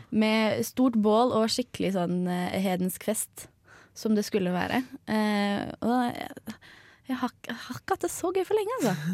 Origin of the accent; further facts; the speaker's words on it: Oslo, Norway; now in Trondheim, Norway; Jeg kommer jo fra Oslo.